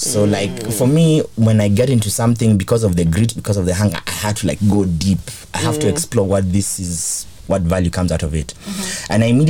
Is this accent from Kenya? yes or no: yes; Kenya; also born or lived in Mexico; I'm from Kenya